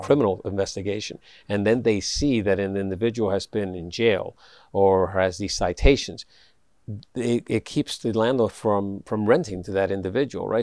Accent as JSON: {"language": "English", "town": "New York City", "region": "New York", "country": "United States", "tie": "born or raised there", "said": "I grew up in the South Bronx"}